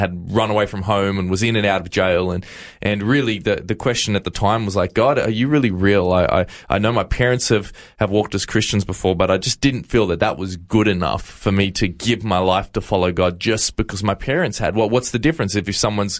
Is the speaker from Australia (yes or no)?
yes; Campbelltown, New South Wales, Australia; I was actually born and raised in New South Wales in a little area called Camden and Campbelltown.